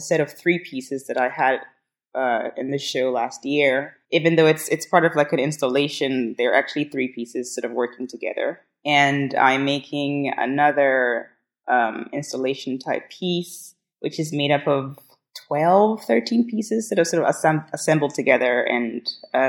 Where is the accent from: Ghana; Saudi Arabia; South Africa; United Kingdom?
Ghana; moved away as an adult; now in New York, United States; So I am actually from Ghana, but I'm here on an artist visa.